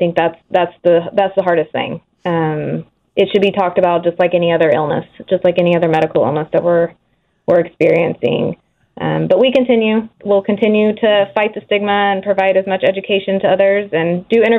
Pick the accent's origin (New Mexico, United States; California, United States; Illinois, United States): Illinois, United States; moved away as an adult; now in Wichita, United States; Originally, I am from Illinois.